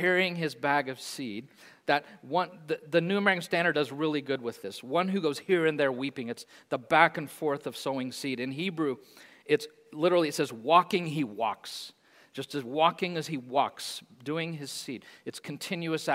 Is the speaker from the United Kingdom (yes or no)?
yes; Hayes, London, United Kingdom; I grew up in Hayes, on the edge, played in the fields a lot